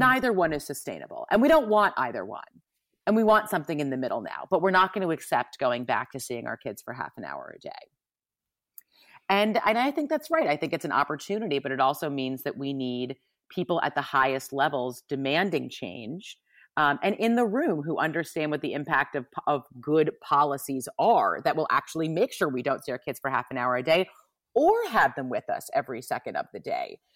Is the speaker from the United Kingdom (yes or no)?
no; New York, United States; we're from New York